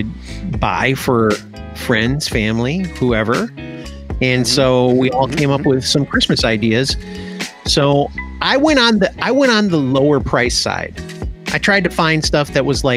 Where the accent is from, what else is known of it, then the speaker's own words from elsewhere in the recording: United States; I'm American